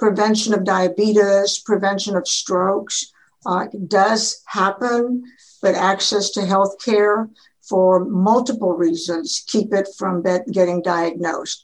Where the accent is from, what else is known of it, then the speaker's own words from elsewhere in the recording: Edinburg, Texas, United States; I am a actively practicing general internal medicine doctor in Edinburgh, Texas, my hometown where I grew up